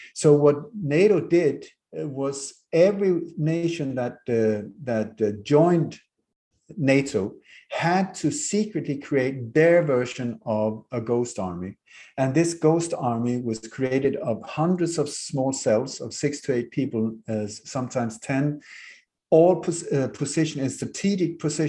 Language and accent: English; Denmark; moved away; also born or lived in Sweden; we moved very hastily from Denmark to Sweden from a luxury life, and Denmark to a 1700 from a house from the 16th century with no heating, no warmth, no no water, no toilet, no nothing, because my mother liked Swedish nature.